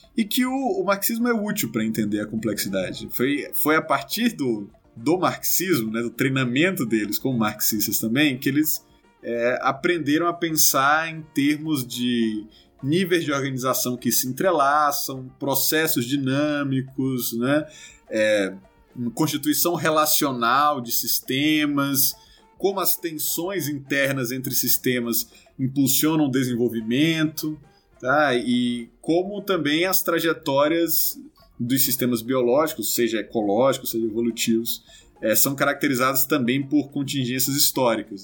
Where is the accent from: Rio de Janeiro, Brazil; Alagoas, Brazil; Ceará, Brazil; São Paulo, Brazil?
Ceará, Brazil; sou cearense